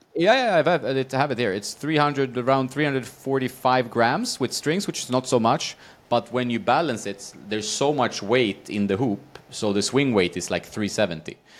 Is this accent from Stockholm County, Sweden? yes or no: no; Västerås, Västmanland, Sweden; moved away; I grew up in Sweden, in, uh, Västerås